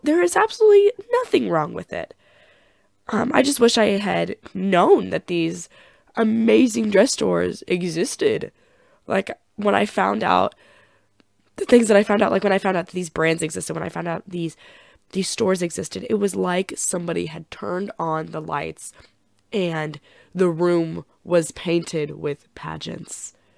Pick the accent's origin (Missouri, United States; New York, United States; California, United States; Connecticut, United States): Missouri, United States; Chillicothe; my hometown of Chillicothe, Missouri.